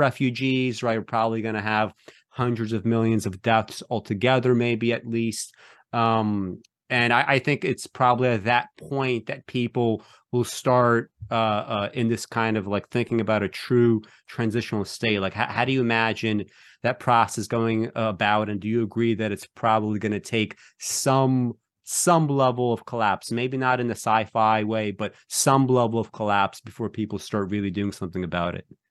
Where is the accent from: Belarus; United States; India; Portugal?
Belarus; moved away; when I was born, I was born in Belarus